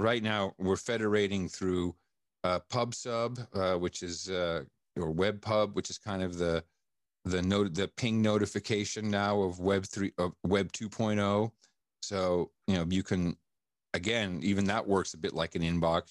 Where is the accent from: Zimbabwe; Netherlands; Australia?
Netherlands; Amsterdam, North Holland; I grew up in Amsterdam